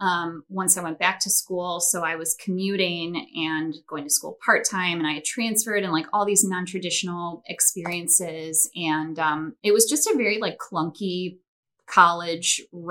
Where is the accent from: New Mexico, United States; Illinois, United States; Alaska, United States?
Illinois, United States; Chicago; also born or lived in Milwaukee, Wisconsin; I am originally from the Chicagoland area. I grew up in the northwest suburbs